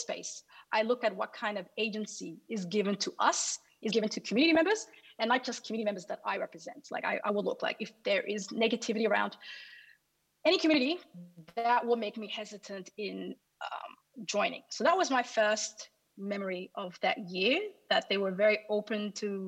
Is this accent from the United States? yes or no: no; Sydney, New South Wales, Australia; now in Melbourne, Australia; I come from Sydney originally, I now live in Melbourne